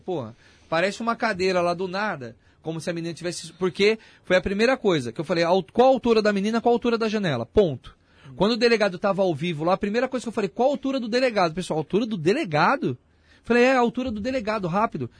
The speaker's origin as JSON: {"language": "Portuguese", "town": "Itapevi", "region": "São Paulo", "country": "Brazil", "tie": "born or raised there", "said": "sou da região ali, Itapevi, nasci em Itapevi."}